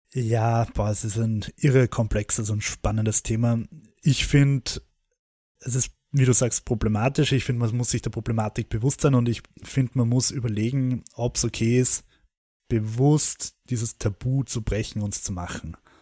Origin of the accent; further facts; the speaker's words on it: Austria; als Österreicher